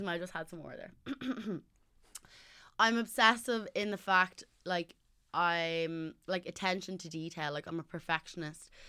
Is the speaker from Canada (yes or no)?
no; Ireland; also born or lived in Southside; I'm from North Side, but I was living on South Side.